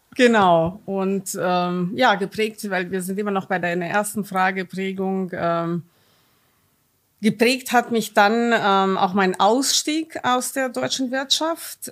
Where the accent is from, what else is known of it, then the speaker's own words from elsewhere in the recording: Romania; German is a second language; now in Germany; Ich bin gebürtige Rumänin, bin im Kommunismus groß geworden